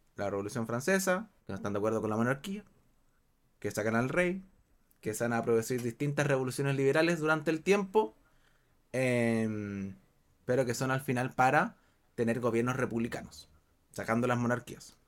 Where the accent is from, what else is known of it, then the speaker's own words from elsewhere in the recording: Chile; Acá, por ejemplo, en Chile, acá, bueno, hablamos todos español